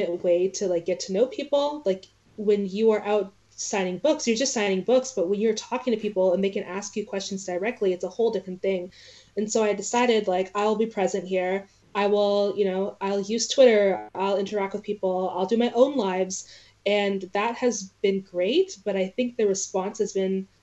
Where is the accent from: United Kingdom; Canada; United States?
Canada; I'm from Canada. I'm from this place that no one cares about in the States.